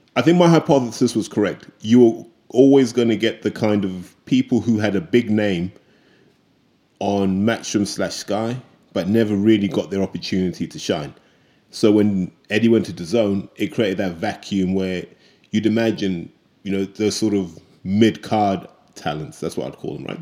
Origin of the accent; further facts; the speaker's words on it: United Kingdom; as British fans